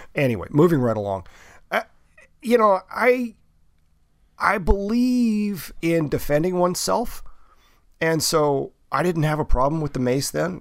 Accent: the South, United States; I grew up in the South

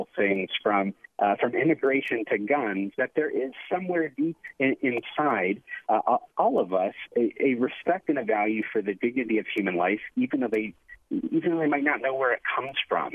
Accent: Phoenix, Arizona, United States; I grew up in Phoenix

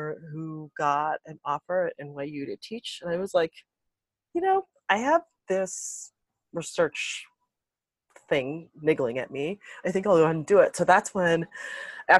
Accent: Chicago, Illinois, United States; moved away; also born or lived in New York City; I'm the daughter of Jamaican immigrants, and I grew up in Chicago

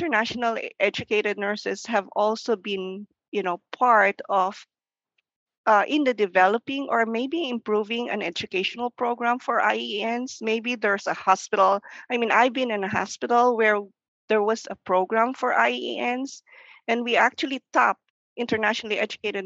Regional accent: Philippines; English is a second language; moved away as an adult; now in United States; English is still our second language. I came from the Philippines.

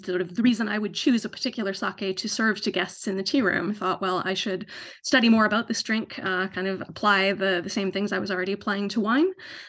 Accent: Canada; also born or lived in San Francisco; now in London, United Kingdom; So I live in London in the UK, but as you can tell from my accent, I'm not originally from here. So I'm from Canada, but have lived in various places around the world and settled here about 7 years ago.

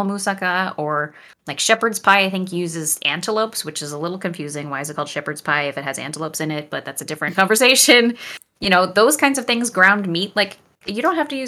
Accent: Canada; first language French; English is a second language; I'm Canadian. I grew up speaking French and did most of my education in French

